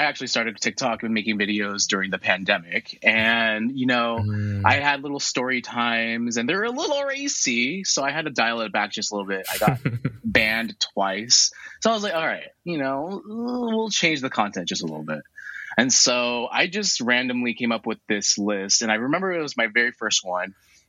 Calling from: San Francisco, California, United States; I'm good. I just finished working out, and I'm joining from San Francisco.

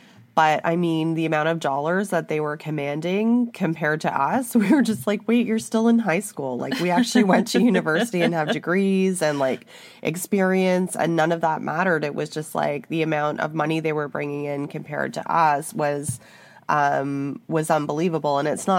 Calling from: Canada; I'm speaking from Canada, I can't speak to other countries

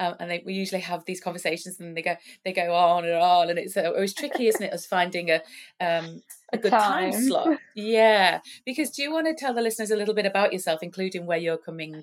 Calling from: New South Wales, Australia; I'm on the east coast of New South Wales.

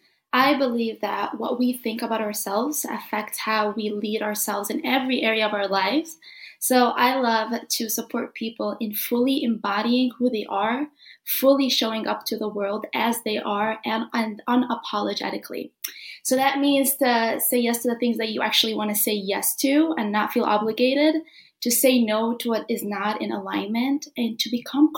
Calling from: Illinois, United States; So I am streaming from Illinois. It's where Chicago is, if you don't know what Illinois is.

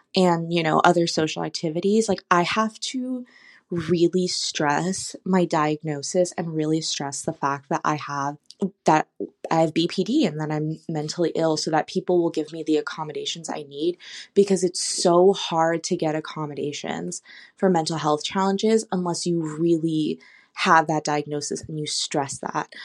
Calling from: California, United States; I'm calling from California

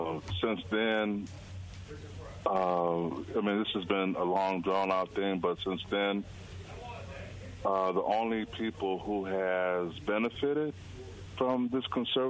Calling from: Lowndes County, Mississippi, United States; I'm calling from Lowndes County, Mississippi.

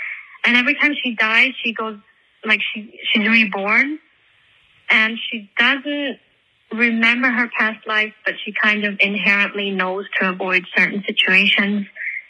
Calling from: Switzerland; I'm calling from Switzerland.

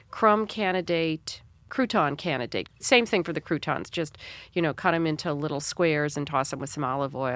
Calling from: Chicago, Illinois, United States

